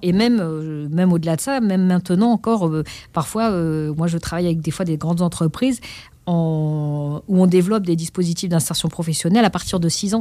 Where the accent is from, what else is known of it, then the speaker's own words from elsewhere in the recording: Pantin, Île-de-France, France; d'être inscrit au conservatoire euh, de la ville de Pantin, là où j'ai grandi